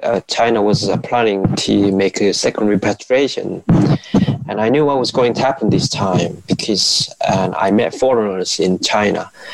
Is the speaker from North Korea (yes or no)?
yes; North Korea; moved away; how I was growing up in North Korea.